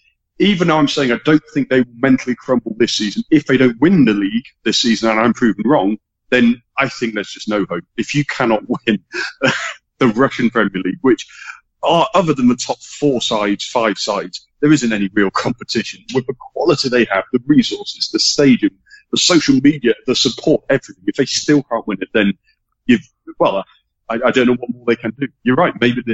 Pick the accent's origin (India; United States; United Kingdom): United Kingdom; England; as an English football fan, there's a big thing that's been running for years now, fueled by Sky Sports, the top six, the big six clubs in England.